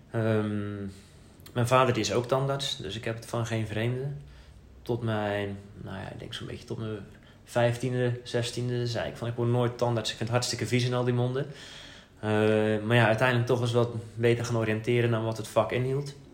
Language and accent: Dutch; Zeeland, Netherlands; moved away as an adult; also born or lived in Amsterdam; now in Halfweg, Netherlands; Ik ben eigenlijk een Zeeuw. Ik ben opgegroeid in het zuidwesten van Nederland vlak bij de Belgische grens. Ehm, dus ja, in België ben ik een Hollander. In Nederland ben ik een Belg. En inmiddels heb ik toch wel echt voor het Hollandse gekozen.